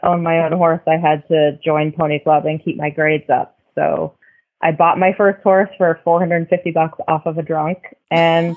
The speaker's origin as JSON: {"language": "English", "town": "Langley", "region": "British Columbia", "country": "Canada", "tie": "born or raised there", "moved": "yes", "said": "Langley, British Columbia, which is about an hour east of Vancouver."}